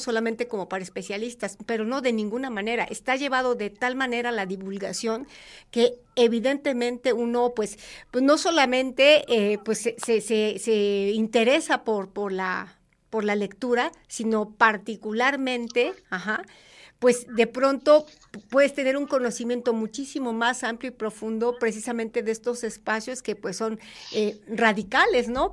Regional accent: Puebla, Mexico; como poblanos, como universitarios

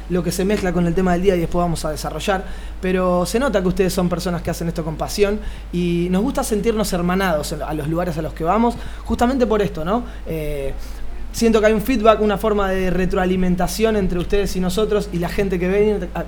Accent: Tijuana, Baja California, Mexico; De Tijuana.

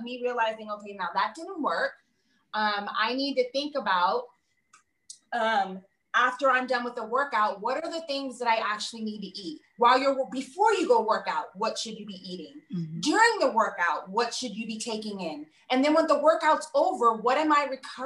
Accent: Southern California, United States; also born or lived in New York; I was born in New York, but I grew up in Southern California

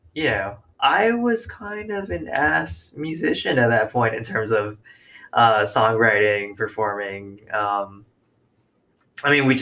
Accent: Orlando, Florida, United States; I was also from Orlando

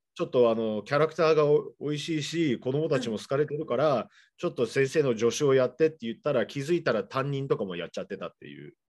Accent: Seattle, Washington, United States; now in Japan; 僕の実家の方シアトルなんですけど

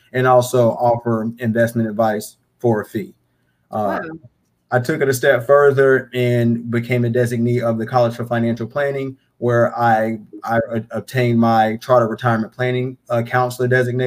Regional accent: Charlotte, North Carolina, United States; born and raised in Charlotte.

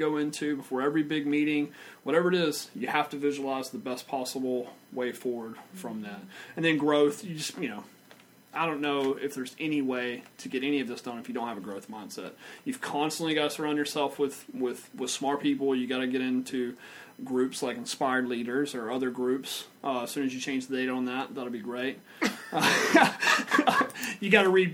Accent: Vidor, Texas, United States; I grew up in Vidor, Texas with nothing

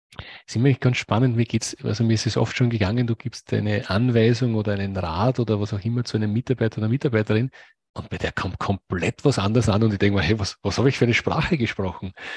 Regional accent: Austria; ich komme aus Österreich, wir haben ein paar Seen, aber wir haben keinen Zugang zum

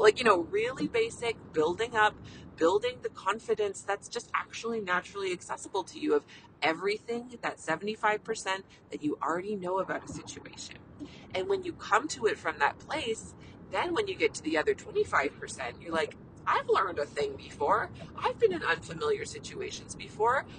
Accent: Canada; I'm a Canadian family physician

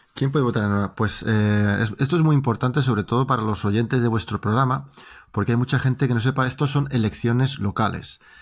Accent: Valladolid, Castile and León, Spain; accent: Spanish; moved away as an adult; also born or lived in Norway; now in Drammen, Norway; Yo soy español, me interesa lo que pasa en España

